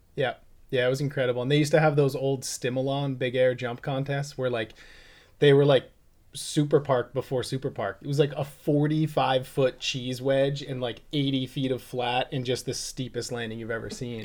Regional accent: Bedford, New Hampshire, United States; moved away as an adult; now in Oregon, United States; I grew up on Christmas Tree Circle

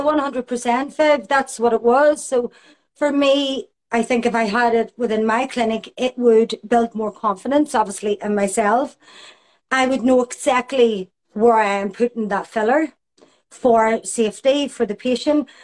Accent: Belfast, Northern Ireland, United Kingdom; I grew up in Belfast in the time of the Troubles

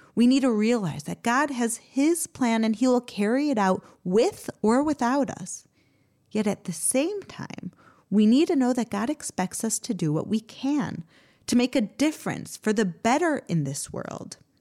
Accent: United States; now in Israel; I grew up in America

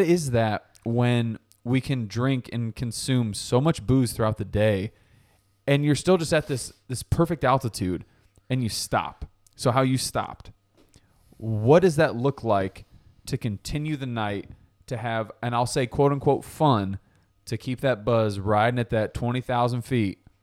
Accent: New Haven, Connecticut, United States; I grew up in New Haven

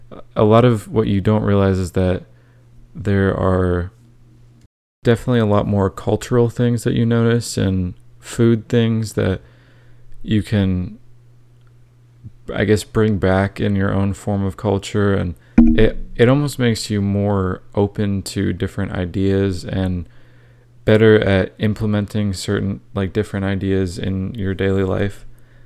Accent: Florida, United States; I grew up in Central Florida, so there's definitely a lot of different cultures there

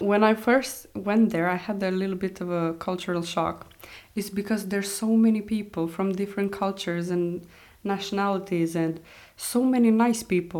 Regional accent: Romania; moved away as an adult; also born or lived in Egypt / Brussels, Belgium; now in Iceland; in my hometown, it's mostly Romanians.

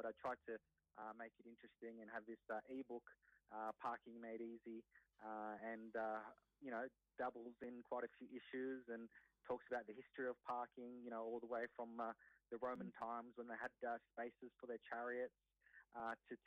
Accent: Sydney, New South Wales, Australia; also born or lived in Wollongong; born and raised in Sydney

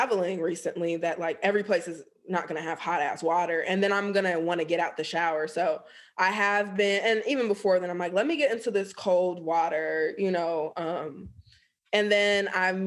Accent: United States; I am Black American

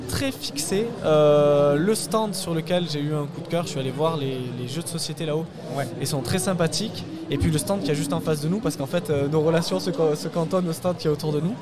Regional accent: Toulouse, Occitania, France; on est de Toulouse

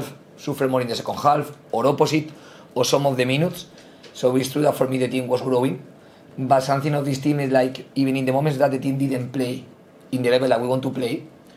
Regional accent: Spain; English is a second language; moved away as an adult; now in England, United Kingdom; I am from Spain

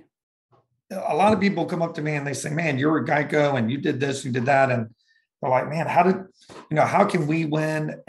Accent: Richmond, Virginia, United States; moved away as an adult; also born or lived in Florida / Fredericksburg, Virginia; I'm from Richmond, Virginia, but I moved all up and down the East Coast, between college and trying to find myself

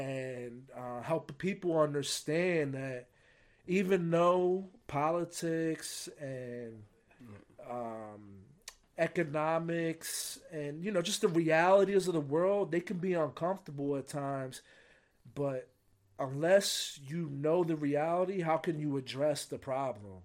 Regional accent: United States; I got to grow up in a great country

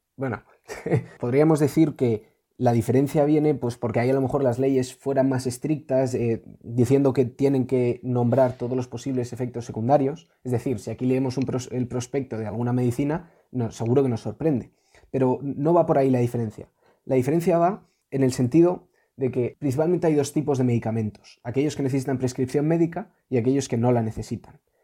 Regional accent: Spain

